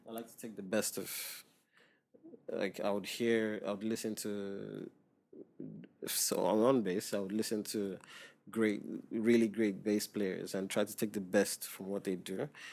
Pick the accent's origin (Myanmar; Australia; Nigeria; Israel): Nigeria; Lagos; moved away as an adult; now in Dubai, United Arab Emirates; I grew up in Nigeria